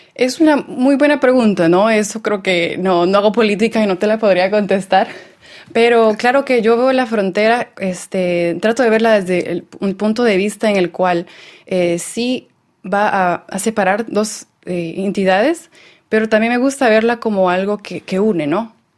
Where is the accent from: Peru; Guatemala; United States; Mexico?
Guatemala; Lake Atitlán, Sololá; moved away; also born or lived in El Salvador; Yo crecí en Guatemala, en el lago Atitlán